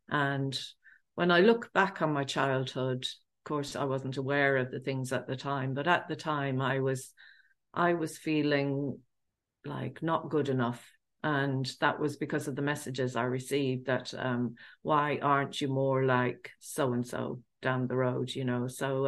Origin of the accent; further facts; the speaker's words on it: England, United Kingdom; I grew up in England of Irish family, and I grew up in a council estate